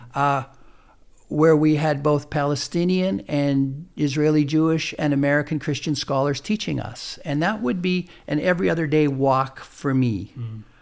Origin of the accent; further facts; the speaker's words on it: Canada; we're Canadian